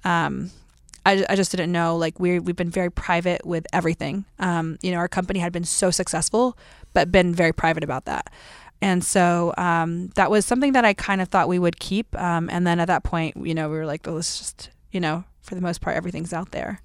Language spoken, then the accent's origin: English; Tennessee, United States; I grew up in Tennessee